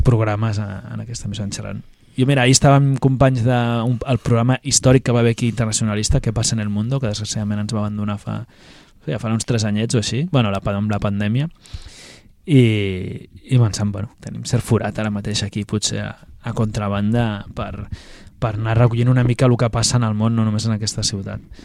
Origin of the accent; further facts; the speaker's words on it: Barcelona, Catalonia, Spain; Jo recordo de petit, però molt petit, fa 30 anys o així, hi havia un, un mural gran, una pintada gegant al meu barri Baicarca